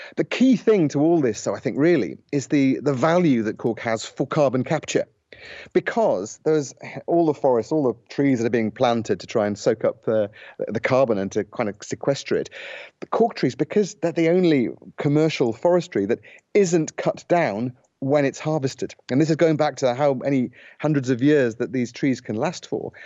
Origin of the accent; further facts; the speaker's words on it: United Kingdom; moved away as an adult; now in Portugal; I'm British